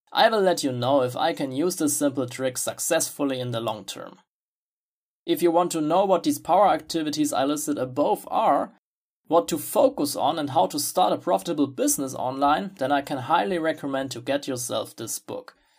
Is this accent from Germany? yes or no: yes; Germany; English is a second language; I'm from Germany myself